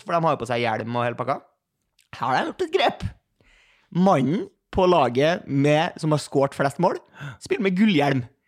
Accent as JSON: {"language": "Norwegian", "region": "Oslo", "country": "Norway", "said": "jeg, kom fra Majorstua"}